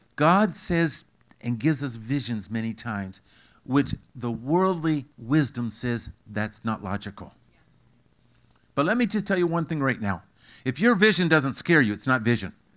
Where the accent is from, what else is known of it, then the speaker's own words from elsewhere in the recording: Canada; I'm Canadian